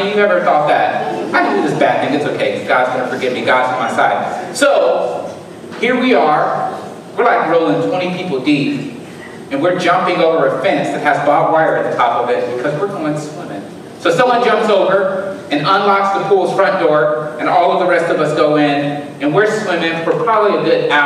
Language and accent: English; Alabama, United States; now in Southern Illinois, United States; We hunt in Alabama